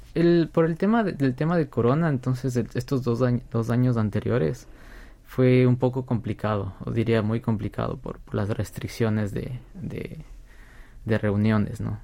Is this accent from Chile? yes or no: no; Ecuador; moved away as an adult; now in South Korea; como ecuatorianos